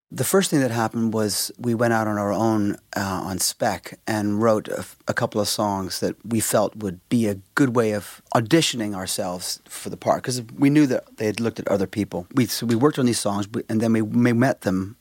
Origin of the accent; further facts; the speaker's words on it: Vancouver, British Columbia, Canada; we're from Canada, and we're from Vancouver, Canada.